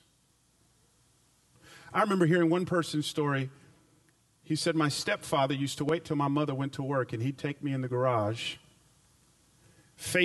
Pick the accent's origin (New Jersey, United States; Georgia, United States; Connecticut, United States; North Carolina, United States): Georgia, United States; Atlanta; now in Memphis, United States; I grew up in Atlanta back in the 80s